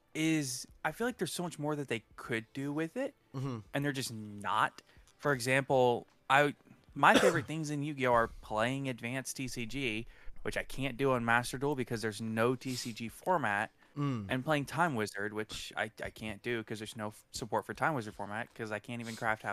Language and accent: English; United States; I'm American.